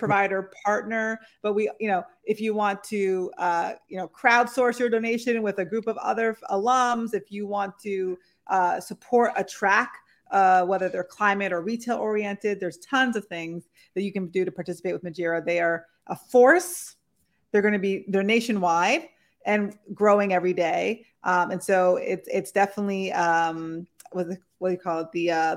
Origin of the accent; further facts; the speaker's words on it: New England, United States; being from New England myself